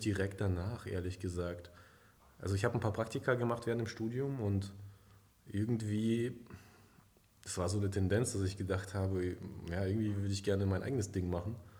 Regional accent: near Stuttgart, Baden-Württemberg, Germany; also born or lived in Kazakhstan; Ich bin ursprünglich aufgewachsen in Kasachstan mhm. bis zu meinem zehnten Lebensjahr. Dann bin ich nach Deutschland gekommen und ja, habe dann eben mein Abi gemacht in der Nähe von Stuttgart

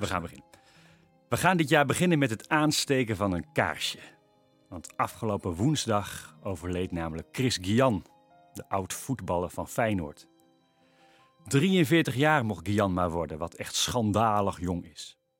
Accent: Veluwe, near Vaassen, Gelderland, Netherlands; Volgens mij kom ik al generaties van de Veluwe. in, de mhm. buurt bij, uh, in de buurt bij Vaas.

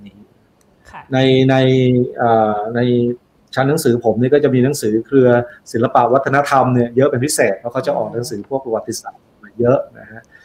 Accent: Isan, Thailand; ผมเป็นคนอีสาน

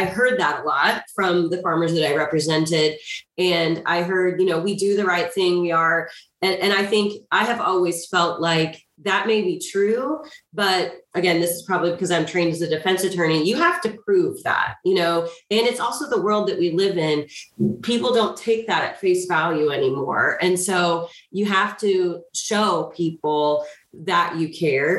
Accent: Marion, Illinois, United States; I grew up in a small town in Southern Illinois. I grew up in Marion

